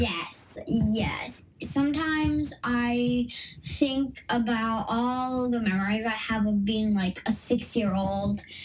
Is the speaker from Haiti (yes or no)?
no; Los Angeles, California, United States; now in Austin area, Texas, United States; was literally born and raised in yeah. Los Angeles